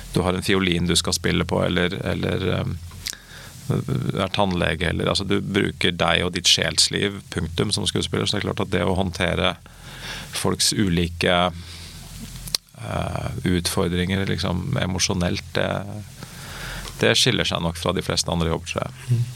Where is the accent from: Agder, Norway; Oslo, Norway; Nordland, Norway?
Oslo, Norway; jeg er fra Oslo og snakker sånn som jeg snakker